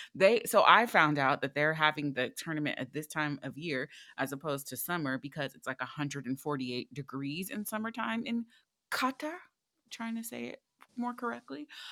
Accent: United States

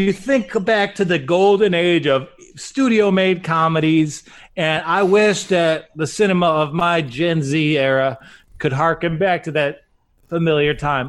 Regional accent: Dearborn, Michigan, United States; now in New York, United States; I'm a comedian from New York, but I'm cool with Detroit people because I grew up in Dearborn. And yes, I am technically a Muslim

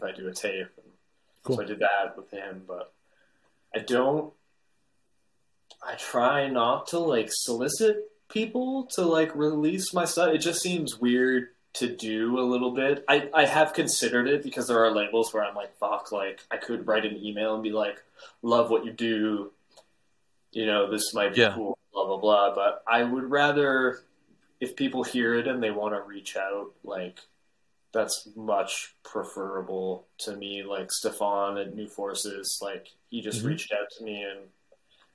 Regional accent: Calgary, Alberta, Canada; moved away as an adult; also born or lived in Vancouver; now in Montreal, Canada; Calgary, my hometown, when I was in high school

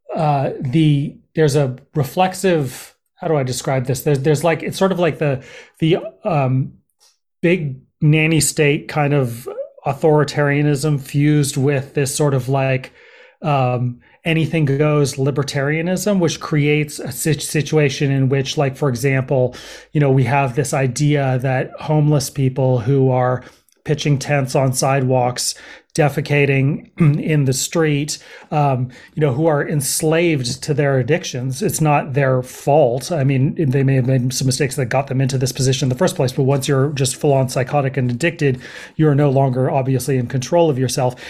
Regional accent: Berkeley, California, United States; also born or lived in Los Angeles / New York City / East Coast; now in Oakland, United States; I grew up in Berkeley, um, and I've lived here in Oakland for probably the past five years.

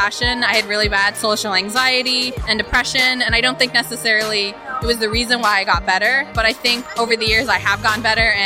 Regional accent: Orange County, California, United States; I'm from Orange County

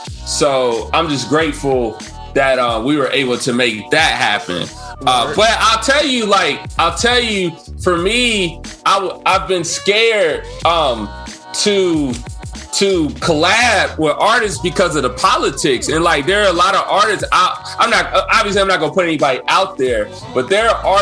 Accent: Cincinnati, Ohio, United States; And I want you to know I'm from Cincinnati, Ohio.

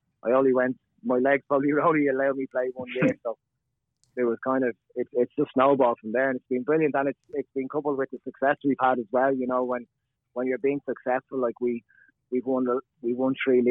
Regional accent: Celbridge, Leinster, Ireland; also born or lived in Sunderland, England; I'm a Selbridge lad, born and bred in Selbridge, played schoolboy football with Selbridge

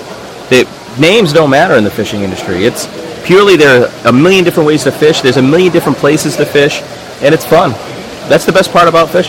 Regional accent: Massachusetts, United States; I'm local to Massachusetts, even though I do work for a company out of Louisiana, and it's always good to see my home state.

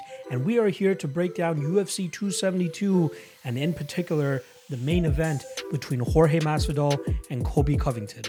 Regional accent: Toronto, Ontario, Canada; I'm from Toronto myself, so I definitely feel all that that snow and stuff

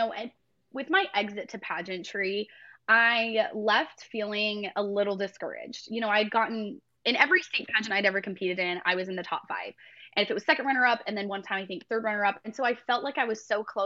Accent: Mapleton, Utah, United States; moved away as an adult; now in Tennessee, United States; I was born and raised in Mapleton, Utah. That's where I grew up.

